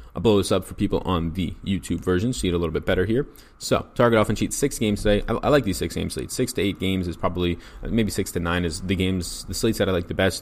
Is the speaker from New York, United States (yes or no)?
yes; New York, United States; I'm an Italian from New York